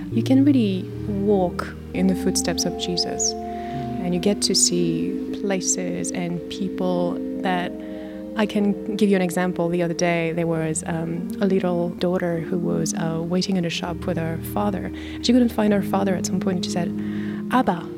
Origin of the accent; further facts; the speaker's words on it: France; moved away as an adult; I was raised an atheist in France, and I went to England when I was studying for my PhD.